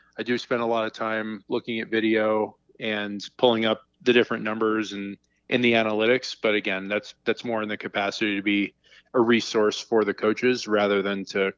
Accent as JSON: {"language": "English", "region": "Massachusetts", "country": "United States", "tie": "born or raised there", "said": "Yeah, that's definitely the cold weather spot. I'm looking out the window right now and with the snow coming down, it reminds me of a lot of growing up."}